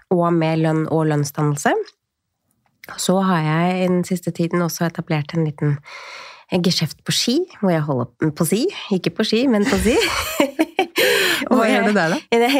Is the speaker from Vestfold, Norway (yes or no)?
yes; Tjøme, Vestfold, Norway; år siden så flytta jeg tilbake så jeg, til der hvor jeg er fra. Jeg er fra Tjøme i Vestfold.